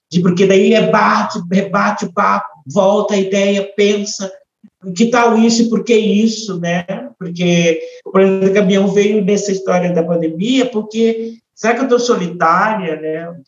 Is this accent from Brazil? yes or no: yes; Ponta Grossa, Paraná, Brazil; Eu, como eu falei para você, eu vim de Ponta Grossa, que lá meu pai já vinha de uma estrada de lá do interior de Minas para conseguir um lugar melhor para os filhos estudarem